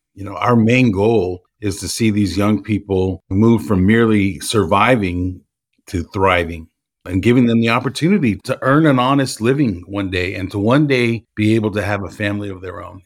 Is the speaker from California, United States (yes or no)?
yes; Los Angeles, California, United States; moved away as an adult; now in Houston, United States; I'm born and raised in Los Angeles, and I moved to Houston in two thousand nine